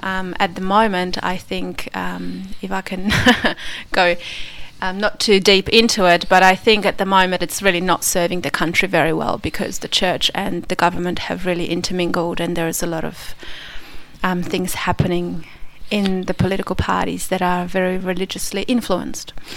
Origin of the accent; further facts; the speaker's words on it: Krakow, Lesser Poland, Poland; moved away; my hometown, Krakow